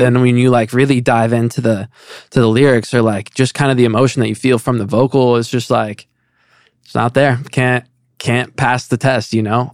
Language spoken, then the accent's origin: English; Indiana, United States; moved away as an adult; now in Los Angeles, United States; I'm living in L A and I'm from Indiana